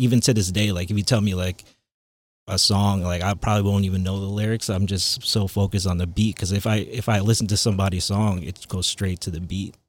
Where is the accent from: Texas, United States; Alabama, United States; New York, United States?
New York, United States; Long Island; also born or lived in Queens, New York; I was born in Queens. Yeah, and then I was raised in Long Island.